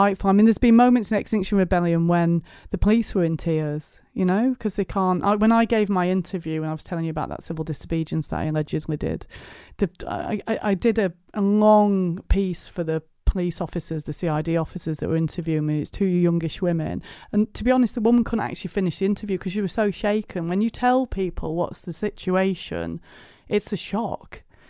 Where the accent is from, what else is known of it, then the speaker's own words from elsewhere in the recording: South Elmsall, Yorkshire and the Humber, United Kingdom; now in Stroud, United Kingdom; I live in Stroud in Gloucestershire, but I migrated to the south, but I'm from South Yorkshire, West Yorkshire border. South Emsall I'm from, actually, which is like the desolate north, isn't it?